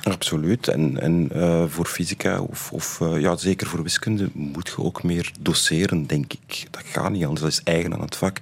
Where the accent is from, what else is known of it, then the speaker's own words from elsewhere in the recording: Flanders, Belgium; bij ons in Vlaanderen